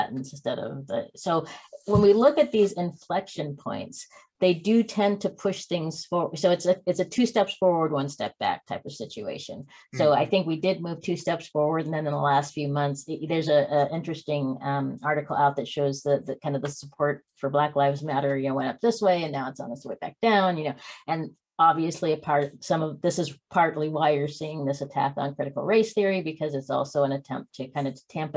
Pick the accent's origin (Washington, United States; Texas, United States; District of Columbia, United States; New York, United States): Washington, United States; Spokane; I grew up in Spokane, which is right across the border there.